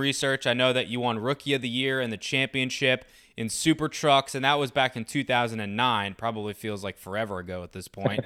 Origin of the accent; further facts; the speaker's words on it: United States; I'm American